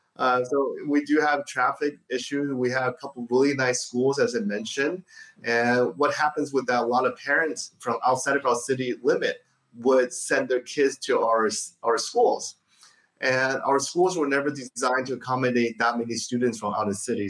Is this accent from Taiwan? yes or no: yes; Taiwan; now in Diamond Bar, United States; coming from my home country of Taiwan